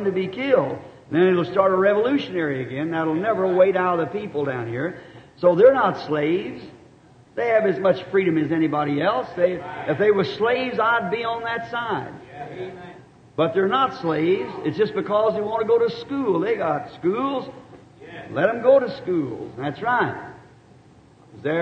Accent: the South, United States; I'm a Southerner.

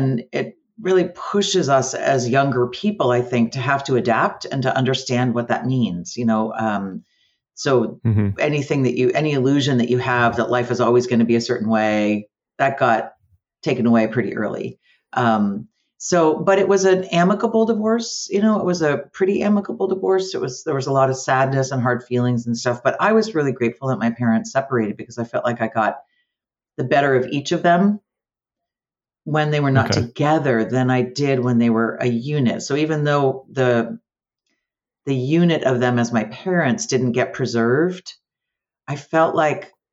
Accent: Amherst, Massachusetts, United States; also born or lived in Yonkers, New York / Eugene, Oregon; ended up in Amherst, Massachusetts. So that's where I lived. That's where I've been in Western Massachusetts most of my adult life and my young life

